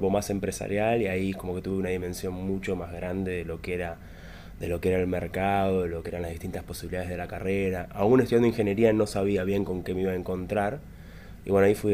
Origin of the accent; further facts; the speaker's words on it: Luján, Buenos Aires Province, Argentina; Yo soy de Luján, provincia de Buenos Aires. Ahí eh, no llegaba mucho internet, en el año 90 monedas.